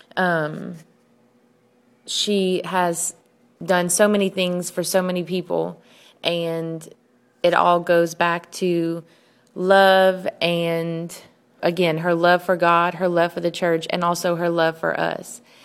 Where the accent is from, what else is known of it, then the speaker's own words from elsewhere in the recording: United States; I'm from the United States